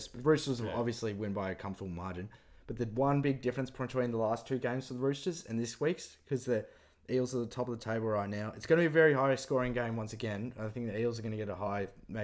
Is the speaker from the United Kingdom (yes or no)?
no; New Zealand; accent: Kiwi; It's my Kiwi accent.